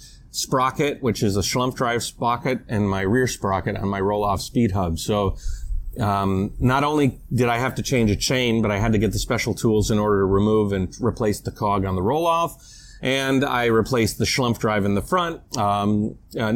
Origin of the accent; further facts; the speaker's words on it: United States; moved away; I'm an American